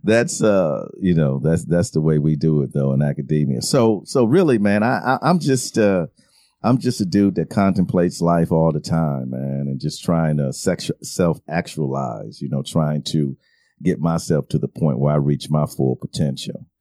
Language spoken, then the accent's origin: English; Milwaukee, Wisconsin, United States; I grew up in Milwaukee, Wisconsin